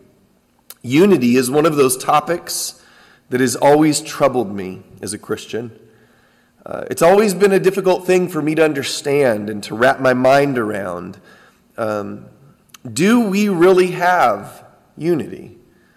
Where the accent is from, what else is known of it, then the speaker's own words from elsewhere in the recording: San Diego, California, United States; growing up in Southern California at a small church in San Diego